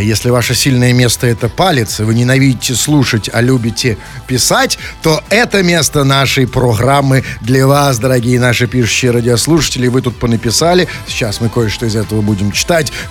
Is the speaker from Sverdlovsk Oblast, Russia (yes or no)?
no; Tomsk, Tomsk Oblast, Russia; Я из Томска.